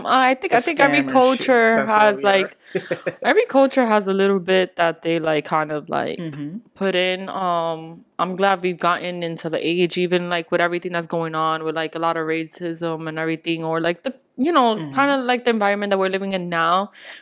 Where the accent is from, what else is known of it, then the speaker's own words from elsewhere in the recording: New York City, New York, United States; I speak probably better Spanish than I do English. I know about my culture, whatever. So a lot of people think I was born in DR, but I was actually born and raised in the Bronx, New York.